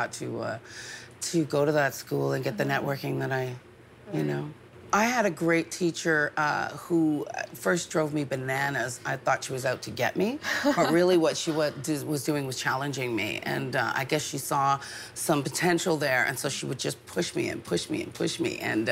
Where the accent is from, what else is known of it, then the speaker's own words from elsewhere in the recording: London, Ontario, Canada; also born or lived in Manchester, England; now in Montreal, Canada; I was actually born in Manchester, England, which is the north of England. They don't like to get confused with the Londoners. But I was raised in Ontario. We came over when I was four